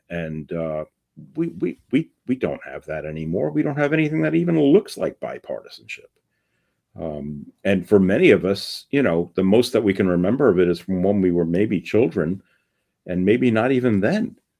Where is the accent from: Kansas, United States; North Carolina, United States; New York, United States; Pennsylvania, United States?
New York, United States; New York City; when I was a kid growing up in the Bronx.